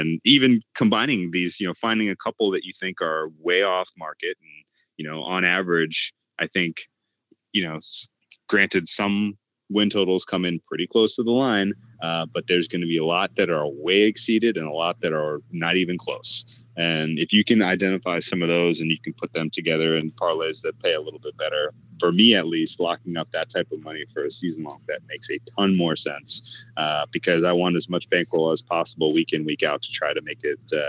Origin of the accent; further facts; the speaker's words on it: New York, United States; this team, and I want to go to BP first as being a New Yorker, this team is one of those teams where I will go down swinging.